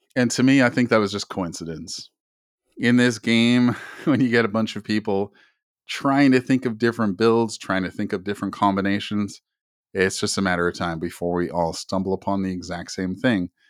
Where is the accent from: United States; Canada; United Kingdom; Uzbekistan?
Canada; I'm Native Canadian myself